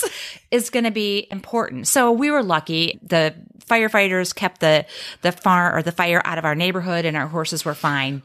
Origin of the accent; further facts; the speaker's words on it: Midwest, United States; moved away as an adult; also born or lived in South Florida; I am from the Midwest, but spent thirteen years in, in South Florida